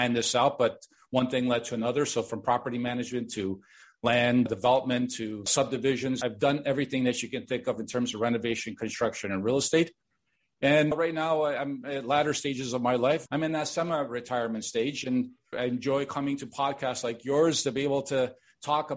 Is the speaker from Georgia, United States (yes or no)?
no; Chicago, Illinois, United States; born or raised there; also born or lived in Miami Beach, Florida; now in Toronto, Canada